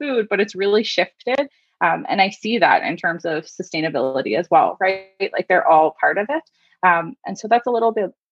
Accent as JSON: {"language": "English", "town": "Beachburg", "region": "Ontario", "country": "Canada", "moved": "yes", "lives_now": "Halifax, Canada", "said": "I'm originally from Beechburg in Ontario, north of Ottawa"}